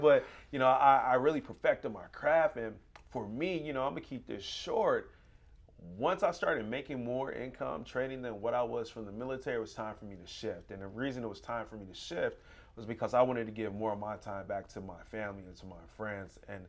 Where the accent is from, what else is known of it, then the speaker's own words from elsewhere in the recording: West Palm Beach, Florida, United States; born there; also born or lived in Arkansas / Gary, Indiana; Prior military, I was born in West Palm Beach, Florida. Moved to Arkansas, single parent household, mom, one sibling, one sister.